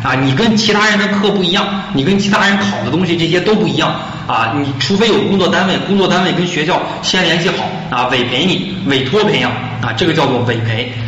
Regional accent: Beijing, China; also born or lived in Zhangjiakou, Hebei; now in Changsha, China; 我的籍贯，我是北京人，选，哎，就选择北京市赤霞区。我的这个户籍所在地是海淀区，家住朝阳区

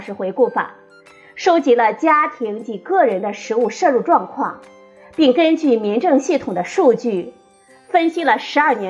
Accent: China; 对我们中国人来说

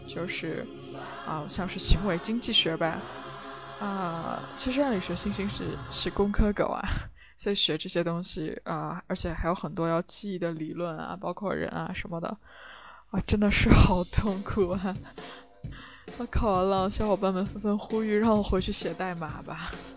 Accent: China; 我们大陆人

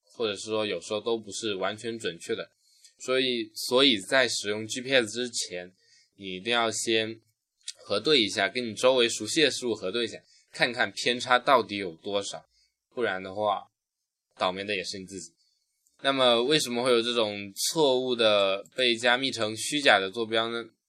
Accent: China; 我们中国人

